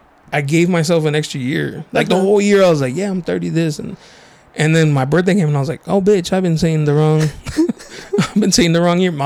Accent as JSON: {"language": "English", "town": "National City", "region": "California", "country": "United States", "tie": "born or raised there", "said": "I went to Chilla, but I grew up in National City."}